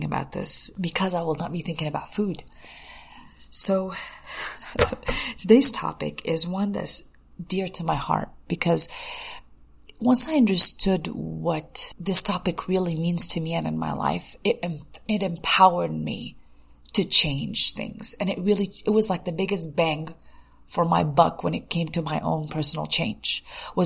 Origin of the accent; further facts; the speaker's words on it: United States; if we grew up in the States